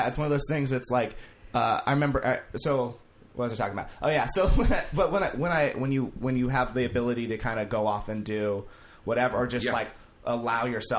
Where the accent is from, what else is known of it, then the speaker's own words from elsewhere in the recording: Vacaville, California, United States; Right between Sacramento and San Francisco.